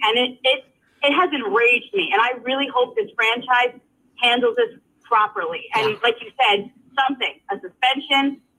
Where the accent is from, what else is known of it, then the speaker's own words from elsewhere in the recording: New York City, New York, United States; I grew up in the Bronx during the Yankee dynasty of the 90s and early 2000s.